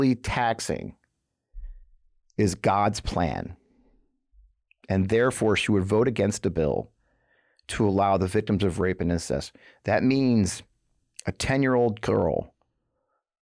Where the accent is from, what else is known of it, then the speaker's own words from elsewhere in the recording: Missouri, United States; I'm from Missouri. I live in Missouri.